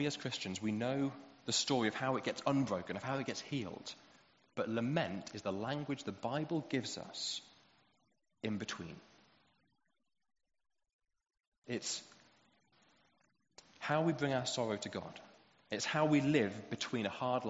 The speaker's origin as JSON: {"language": "English", "country": "United Kingdom", "said": "especially as British people"}